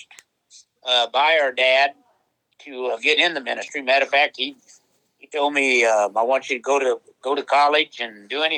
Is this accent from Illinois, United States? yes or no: yes; Peoria, Illinois, United States; growing up in Peoria, actually, well, we did live in the projects in Peoria